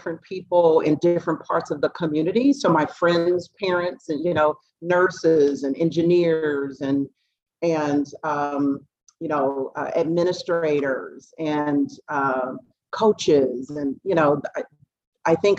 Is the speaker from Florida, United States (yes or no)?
no; Dayton, Ohio, United States; I'm from Dayton, Ohio